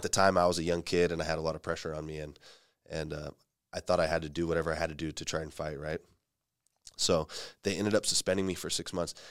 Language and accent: English; Fresno, California, United States; moved away as an adult; now in San Jose, United States; I grew up in Fresno and, um, I started my M M A and jiu-jitsu experience there